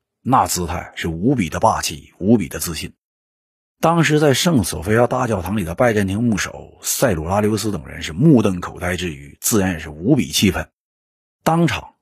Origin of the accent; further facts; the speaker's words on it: Northeast China, China; accent: Northeastern (Dongbei) dialect; 用我们东北话说